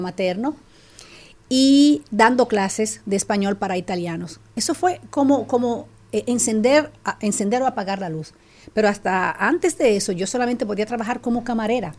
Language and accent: Spanish; Dominican Republic; moved away as an adult; also born or lived in La Romana, Dominican Republic / Italy / Switzerland / Germany; now in Netherlands; yo nací y crecí en República Dominicana, muy aplatanada